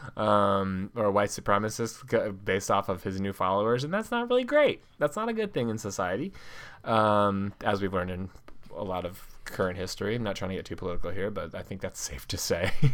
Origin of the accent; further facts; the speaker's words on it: San Francisco Bay Area, California, United States; I'm from the Bay Area